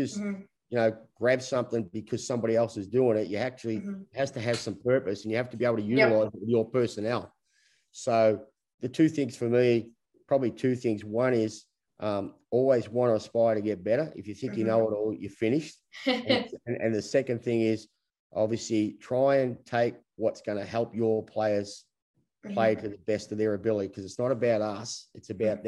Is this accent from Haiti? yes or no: no; Australia; We're all Australian because of the COVID rules